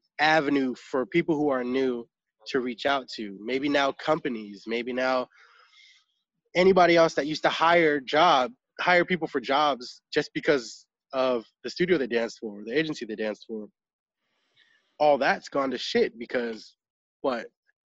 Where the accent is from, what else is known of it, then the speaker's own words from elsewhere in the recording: Sacramento, California, United States; moved away as an adult; now in Los Angeles, United States; I come from Sacramento, and I was doing pretty well in Sacramento as a dancer